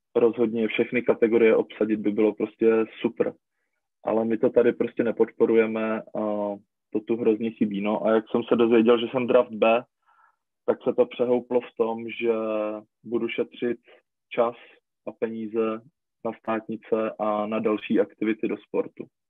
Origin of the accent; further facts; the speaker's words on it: Czechia; jsme jako Češi